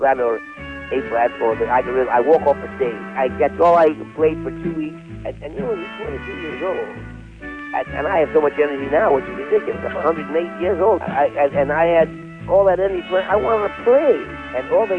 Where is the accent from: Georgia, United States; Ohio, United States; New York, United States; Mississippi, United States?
New York, United States; New York City; moved away; I came from Brooklyn, I used to box, I used to fight